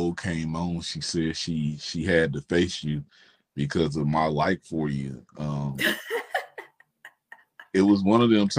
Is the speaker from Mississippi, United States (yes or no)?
yes; Mississippi, United States; I'm from Mississippi, but it has nothing to do with me.